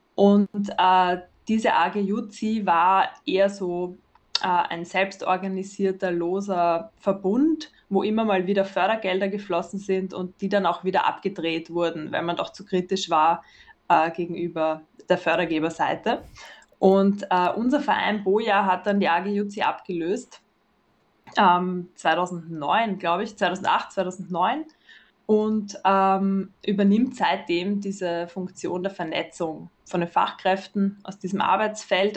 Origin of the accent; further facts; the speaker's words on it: Vienna, Austria; ich bin aus Wien und ich arbeite dort